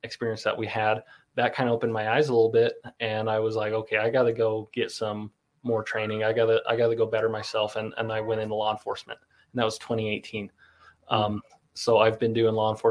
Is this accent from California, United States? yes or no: no; Pingree, Idaho, United States; growing up in Southeast Idaho, you know, the Shoshone Bannock Reservation. I grew up right across the river in the Pingree area.